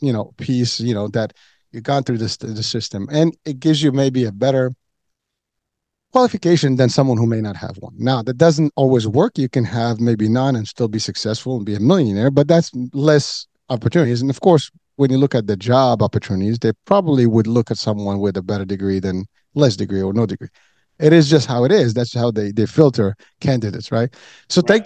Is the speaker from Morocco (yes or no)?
yes; Morocco; now in United States; I'm originally from Morocco